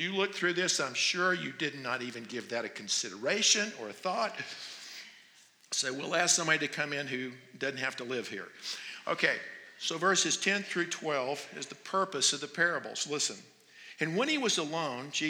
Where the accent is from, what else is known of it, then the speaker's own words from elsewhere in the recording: North Carolina, United States; moved away as an adult; now in Phoenix, United States; I'm from North Carolina